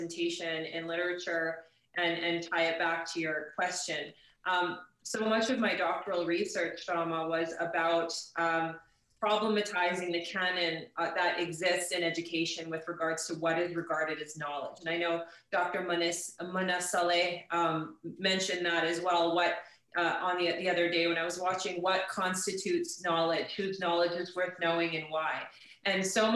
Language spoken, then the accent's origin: English; St. Albert, Alberta, Canada; I grew up in St. Albert